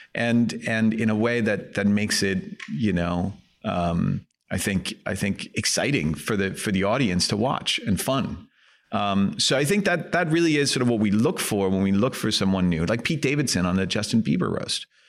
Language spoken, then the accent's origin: English; Helsingør, Capital Region of Denmark, Denmark; English is a second language; moved away; I grew up in Elsinore, um, which is a, uh, small town north of Copenhagen, uh, in Denmark